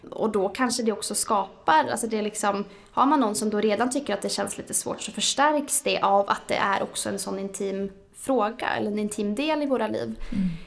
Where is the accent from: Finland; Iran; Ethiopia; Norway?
Norway; now in Sweden; Eh, men jag tycker väl ändå att Sverige, då, jag är ursprungligen från Norge